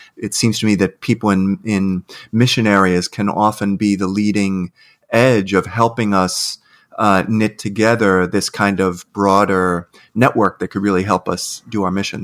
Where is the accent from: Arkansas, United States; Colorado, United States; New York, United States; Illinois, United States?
New York, United States; New York City; I'm an Irish Catholic kid from Queens